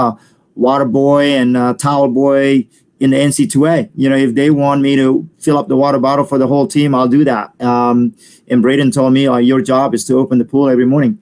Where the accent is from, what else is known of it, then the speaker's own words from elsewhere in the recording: Bali, Indonesia; English is a second language; moved away; also born or lived in Perth, Australia; I'm from Bali, and then I live in Australia for about a year and a half.